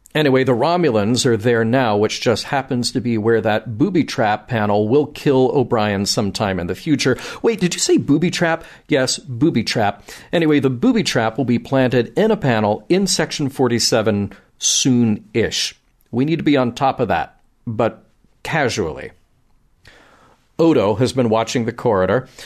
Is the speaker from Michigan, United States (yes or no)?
no; Birmingham, Alabama, United States; my hometown of Birmingham, Alabama